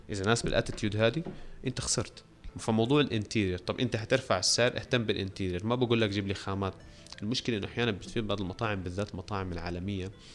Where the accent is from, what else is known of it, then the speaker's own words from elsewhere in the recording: Syria; في سوريا انا سوري